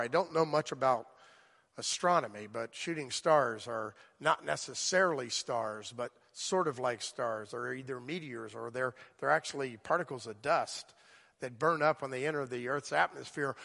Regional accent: South Florida, United States; moved away; I grew up there.

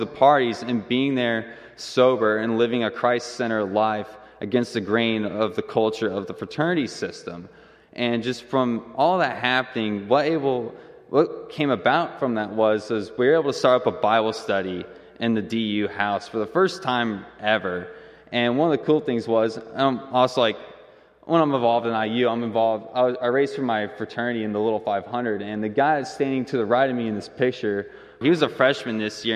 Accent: Fishers, Indiana, United States; I'm from Fishers, and we had a Crew in high school

